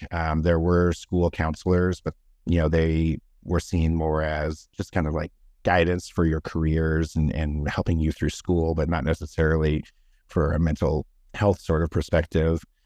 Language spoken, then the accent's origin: English; Denver, Colorado, United States; also born or lived in California; I was born in Denver, and then, uh, me and my parents lived there until I, uh, was the, about in kindergarten, and then we moved to California from, you know, kindergarten to about grade, mm, seven, and then moved back to Colorado